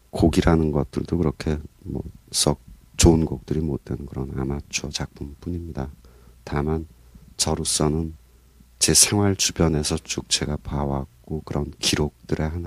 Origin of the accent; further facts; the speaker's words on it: Ongjin, South Hwanghae, North Korea; moved away; 제 고향 황해도 옹진